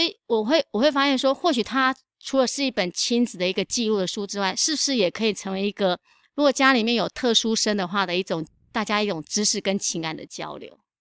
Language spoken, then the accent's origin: Chinese; Longtan, Taoyuan, Taiwan; also born or lived in Jiaobanshan; 所以我那时候就去读了龙潭国中